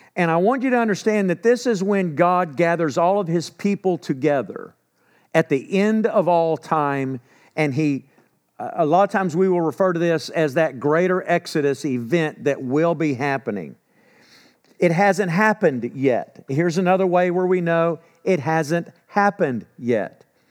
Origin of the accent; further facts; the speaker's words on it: Texas, United States; accent: Texan; I'm from Texas